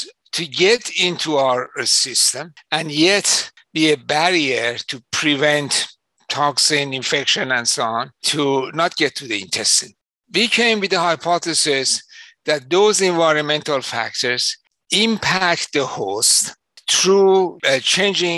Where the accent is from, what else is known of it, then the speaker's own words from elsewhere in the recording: Iran; moved away as an adult; also born or lived in London, England; now in Chicago, United States; my home country, Iran